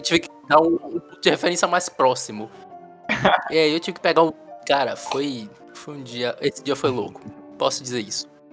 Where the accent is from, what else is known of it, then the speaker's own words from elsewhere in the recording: Salvador, Bahia, Brazil; eu sou de Salvador